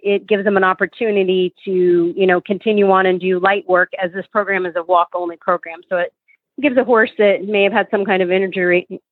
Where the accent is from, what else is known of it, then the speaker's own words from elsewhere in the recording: South Florida, United States; now in Gainesville, United States; I'm from South Florida, so I'm a Floridian, and from South Florida